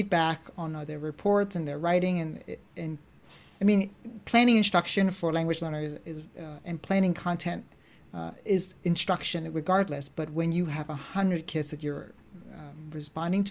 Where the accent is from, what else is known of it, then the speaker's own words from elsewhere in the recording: suburban America outside of Philadelphia, Pennsylvania, United States; as an Asian American growing up in America, like suburban America outside of Philadelphia